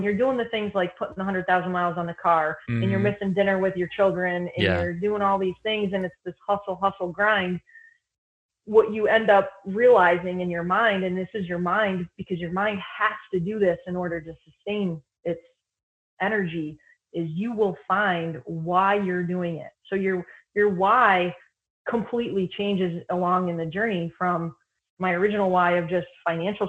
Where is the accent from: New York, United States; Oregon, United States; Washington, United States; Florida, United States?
New York, United States; Lake Placid; I grew up in near Lake Placid, New York